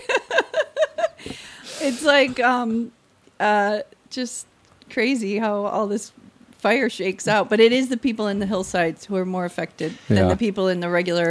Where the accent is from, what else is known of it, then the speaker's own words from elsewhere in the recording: Chicago, Illinois, United States; moved away as an adult; also born or lived in New York; now in Los Angeles, United States; my favorite part growing up in Chicago was always Indian summer when you got those cool, crisp, perfect days, like 68 degrees and sunny